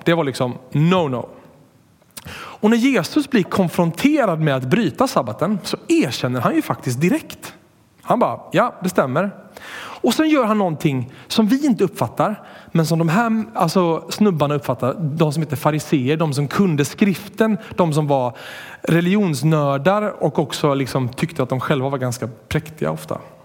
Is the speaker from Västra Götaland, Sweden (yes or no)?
yes; Borås, Västra Götaland, Sweden; jag är uppvuxen i Borås